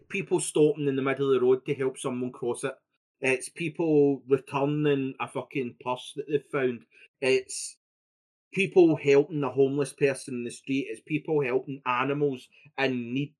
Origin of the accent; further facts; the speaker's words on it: Scotland, United Kingdom; I'm Scottish